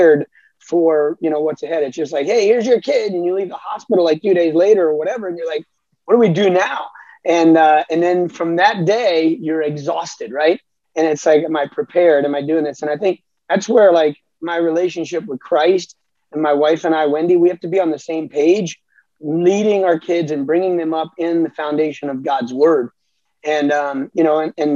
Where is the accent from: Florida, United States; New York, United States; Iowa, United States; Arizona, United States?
Florida, United States; South; also born or lived in Alabama; I grew up in South Florida